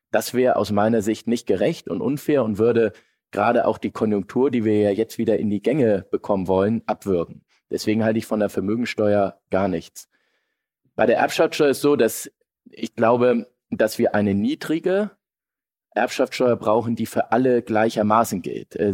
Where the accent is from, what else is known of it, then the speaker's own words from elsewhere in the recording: Hamburg, Germany; als Hamburger will ich mich da jetzt äh